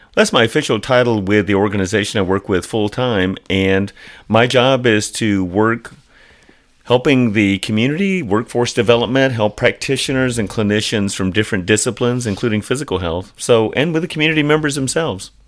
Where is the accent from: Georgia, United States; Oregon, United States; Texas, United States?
Georgia, United States; Atlanta; I grew up in Atlanta